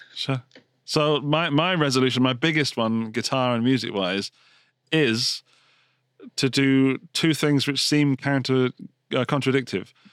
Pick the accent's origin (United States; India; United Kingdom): United Kingdom; England; Being English